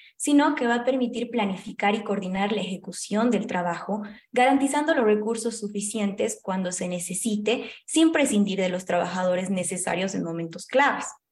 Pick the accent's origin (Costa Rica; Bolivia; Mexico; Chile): Bolivia